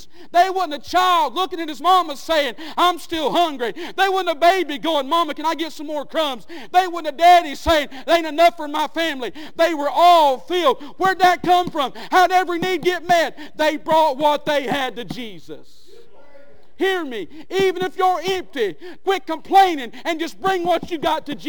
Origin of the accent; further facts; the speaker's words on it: Skitch Mountain, Georgia, United States; I grew up in Skitch Mountain.